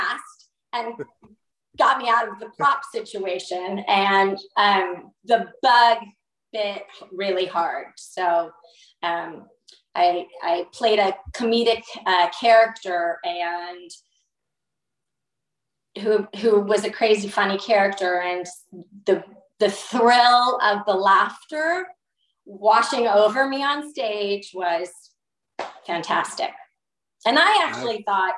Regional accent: California, United States; also born or lived in Chicago; I was born in Chicago, but my parents moved to California when I was two

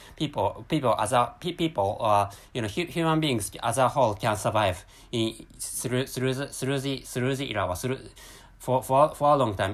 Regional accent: Japan; first language Japanese; English is a second language; my mother tongue is Japanese and I'm a, I'm a, I'm a Japanese person which, me, me, living, living in Japan

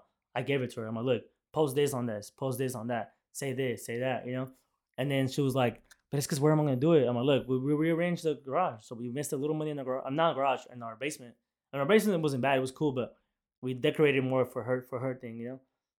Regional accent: Kansas, United States; I'm from Kansas.

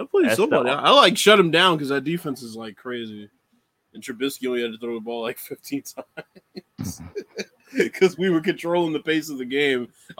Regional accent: Chicago, Illinois, United States; I'm from Chicago.

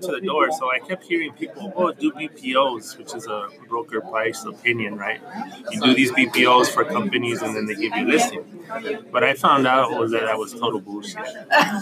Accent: New Mexico, United States; moved away as an adult; I grew up in New Mexico, a little town called El Salvador.

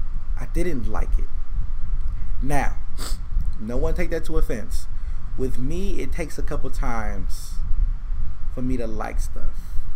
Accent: Detroit, Michigan, United States; I'm from Detroit.

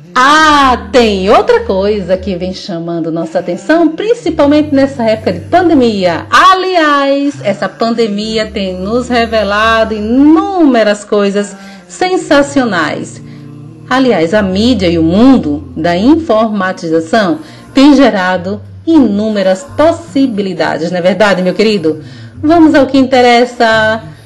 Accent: Northeast Region, Brazil; eu sou nordestina retada

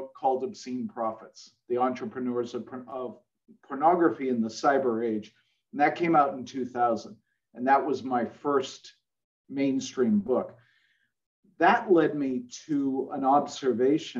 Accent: Boston, Massachusetts, United States; I'm from Boston. I was born there

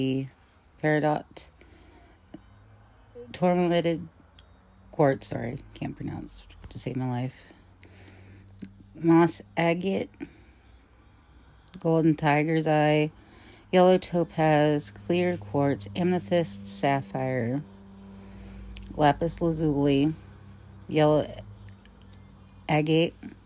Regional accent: Ohio, United States; my home state of Ohio

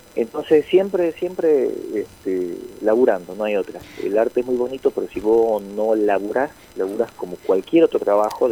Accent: northern Argentina, Argentina; aquí en nuestra cultura, el argentino, el norteño

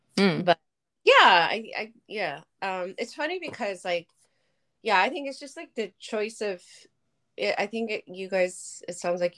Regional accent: Tokyo, Japan; moved away; growing up in Tokyo.

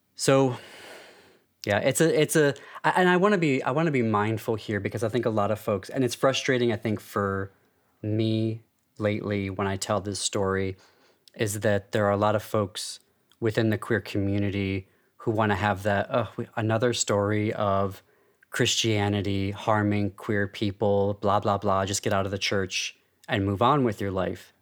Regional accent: United States; I'm Armenian American and a dual citizen of France and the US

